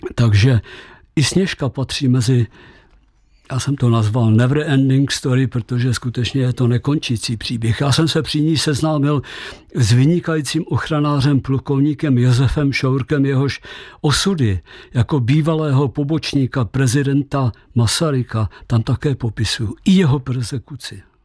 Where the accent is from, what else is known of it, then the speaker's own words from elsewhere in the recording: Česká Třebová, Pardubice Region, Czechia; moved away as an adult; also born or lived in Krkonoše; já jsem rodákem z České Třebové